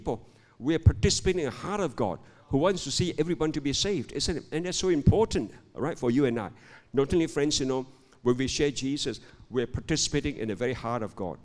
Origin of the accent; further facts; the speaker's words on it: Malaysia; I'm a pastor from Malaysia